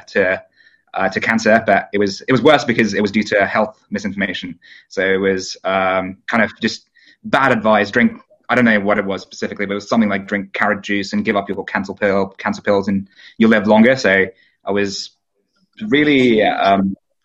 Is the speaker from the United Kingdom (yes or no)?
yes; United Kingdom; My hometown happened to be the highest Brexit voting town in the UK